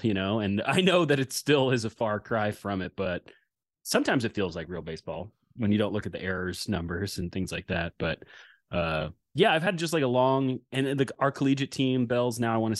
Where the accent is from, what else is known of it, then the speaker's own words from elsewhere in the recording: Bellingham, Washington, United States; I said I grew up on the Nooksack River, which is true